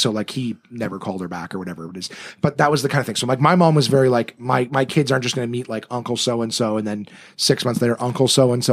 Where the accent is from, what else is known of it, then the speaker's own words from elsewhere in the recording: Ottawa, Ontario, Canada; also born or lived in North Bay, Ontario; I was born in North Bay, but I moved to Ottawa when I was one